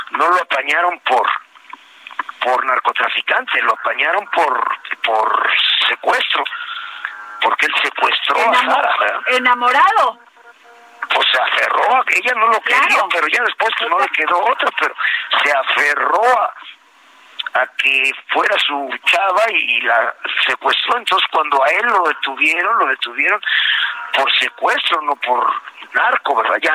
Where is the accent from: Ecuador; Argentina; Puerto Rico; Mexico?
Mexico; Puebla; moved away; pues yo soy de allá de la Bella República, de los camots y los borrachitos